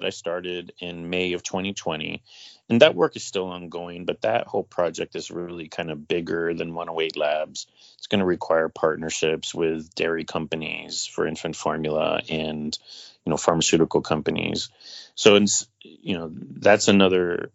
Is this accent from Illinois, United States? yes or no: no; North Carolina, United States; my hometown of North Carolina